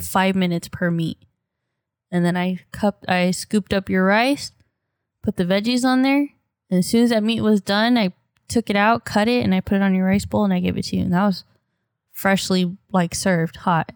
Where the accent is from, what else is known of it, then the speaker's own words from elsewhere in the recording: United States; We're American 'cause we're born in America